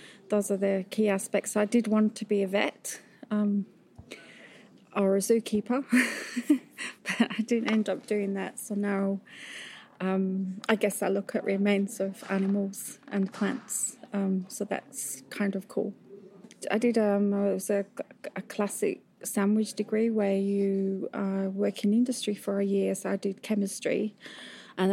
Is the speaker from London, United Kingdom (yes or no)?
no; Yorkshire Dales, Yorkshire and the Humber, United Kingdom; I grew up in Yorkshire, in the Yorkshire Dales